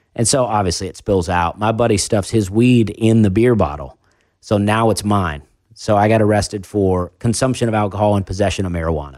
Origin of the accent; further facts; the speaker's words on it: Alabama, United States; also born or lived in Charleston; I moved to, uh, a trailer park with my mom in Alabama, and I lived there till I was fourteen